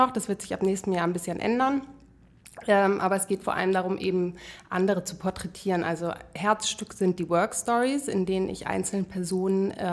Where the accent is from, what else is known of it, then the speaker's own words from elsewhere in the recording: Flensburg, Schleswig-Holstein, Germany; moved away as an adult; also born or lived in United States / Hamburg; now in Berlin, Germany; Ja, also eigentlich komme ich aus Flensburg